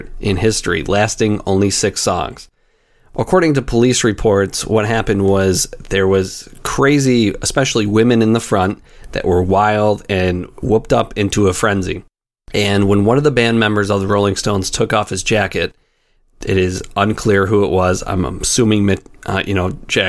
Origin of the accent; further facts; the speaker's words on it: Rochester, New York, United States; I am from Rochester. I grew up there